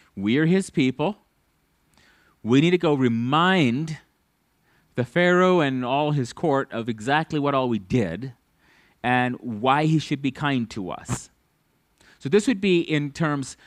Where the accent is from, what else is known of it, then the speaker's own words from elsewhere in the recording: United States; as an American